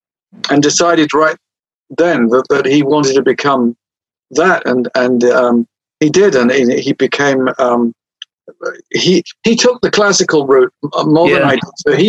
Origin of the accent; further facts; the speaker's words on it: England, United Kingdom; Well, I'm English, but you know, the first tune I ever got to play as a kid on the harmonica … was one of them, so it wasn't all homegrown, you see.